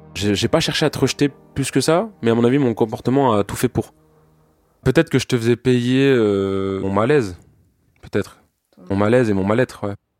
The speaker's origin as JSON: {"language": "French", "country": "France", "said": "je suis français, j'ai 27 ans"}